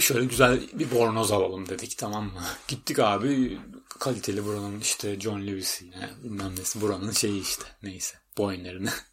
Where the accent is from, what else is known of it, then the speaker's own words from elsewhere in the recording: Istanbul, Turkey; moved away as an adult; now in United Kingdom; biz Türkiye'den geldik